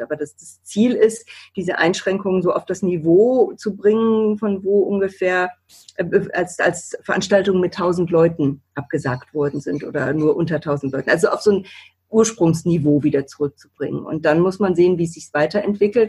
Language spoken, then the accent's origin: German; Bremen, Germany; moved away as an adult; also born or lived in Hamburg / Düsseldorf; ich bin ja gebürtige Bremerin und war dann zehn Jahre lang weg habe in Hamburg studiert, in Düsseldorf gelebt und bin eben auch ganz bewusst wieder zurückgekommen